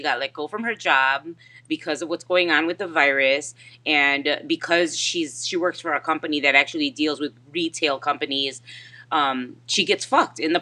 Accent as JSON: {"language": "English", "town": "Chicago", "region": "Illinois", "country": "United States", "lives_now": "Plainfield, United States", "said": "I'm from Chicago"}